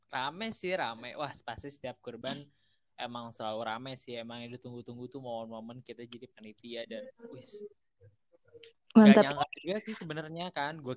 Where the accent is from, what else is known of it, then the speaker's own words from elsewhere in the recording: Bandung, West Java, Indonesia; dikit dari Cimahi ke sana dikit cuman gue masih nganggap gue orang Bandung sih ya. Gak apa-apa kan.